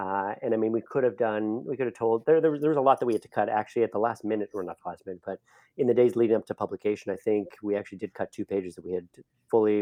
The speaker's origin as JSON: {"language": "English", "country": "Canada", "said": "I'm Canadian, so I say project."}